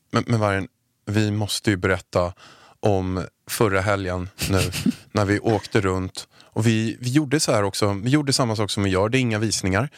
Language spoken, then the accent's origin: Swedish; Haninge, Stockholm County, Sweden; jag är uppväxt i Haninge